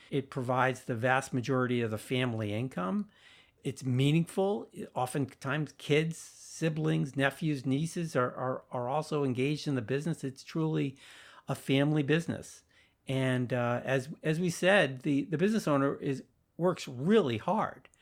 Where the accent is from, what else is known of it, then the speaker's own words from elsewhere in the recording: Sharon, Massachusetts, United States; my hometown of Sharon, Massachusetts